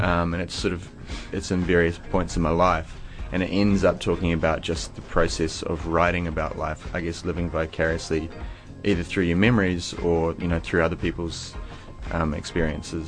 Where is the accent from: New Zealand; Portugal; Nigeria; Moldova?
New Zealand; growing up in New Zealand